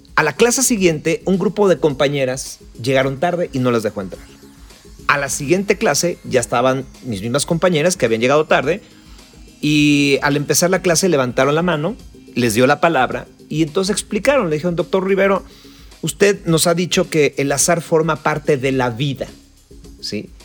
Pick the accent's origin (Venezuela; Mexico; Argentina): Mexico; somos latinos, somos mexicanos